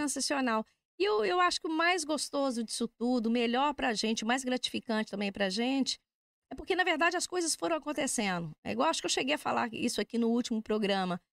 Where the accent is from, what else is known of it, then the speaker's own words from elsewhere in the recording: Minas Gerais, Brazil; moved away as an adult; also born or lived in Belo Horizonte; now in Braga, Portugal; eu sou de Minas Gerais